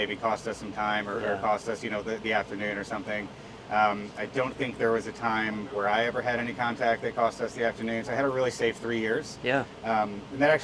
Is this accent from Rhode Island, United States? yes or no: no; St. Louis, Missouri, United States; moved away as an adult; now in Denver, United States; I grew up in St. Louis, Missouri, but I've lived in Denver, Colorado since 2016.